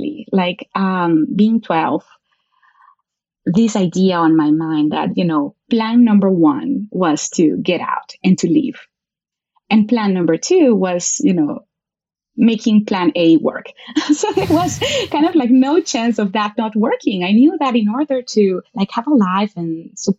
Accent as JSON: {"language": "English", "country": "Venezuela", "tie": "born or raised there", "moved": "as an adult", "lives_now": "Brazil", "said": "I was, yes, born and raised in Venezuela. I grew up there."}